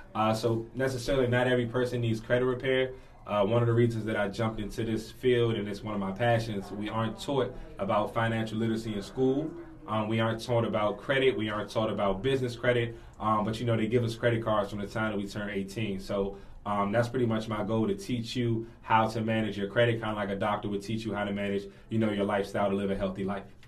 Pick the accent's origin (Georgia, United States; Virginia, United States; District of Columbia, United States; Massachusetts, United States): District of Columbia, United States; Washington; born and raised in Washington D.C., native Washingtonian